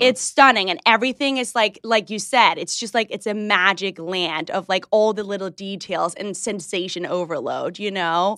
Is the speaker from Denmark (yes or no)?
yes; Hillerød, Capital Region of Denmark, Denmark; moved away; I grew up in Denmark, you got that right, in a small town, maybe you could say it, Hillerød.